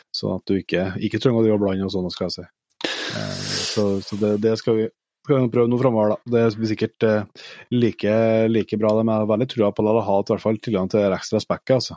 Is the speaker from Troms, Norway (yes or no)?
no; Trøndelag, Norway; Vi er jo trøndere